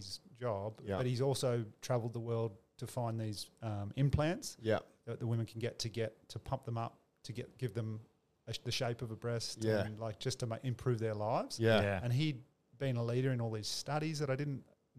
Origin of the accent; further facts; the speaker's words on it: East Coast, United States; And I grew up in the East Coast and his dad is my dad's older brother.